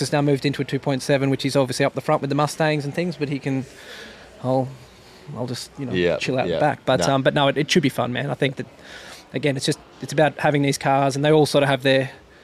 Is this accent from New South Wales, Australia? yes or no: yes; Tamworth, New South Wales, Australia; moved away; I'm a from Tamworth, New South Wales. I'm a country boy